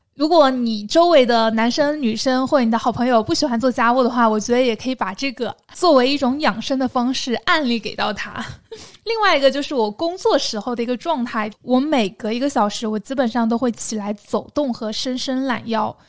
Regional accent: southern China, China; accent: southern; 但事实上我的口音还是很难放的，偶尔会产生一些塑料普通话

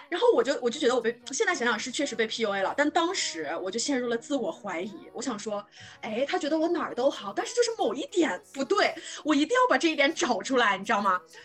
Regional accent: northern China, China; moved away; also born or lived in Shanghai / Beijing; 因为我是北方人

